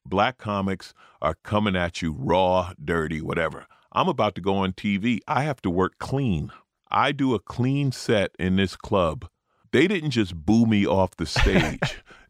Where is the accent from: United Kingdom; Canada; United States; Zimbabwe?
United States; New York; now in Los Angeles, United States; I'm an LA comic, although I grew up in New York.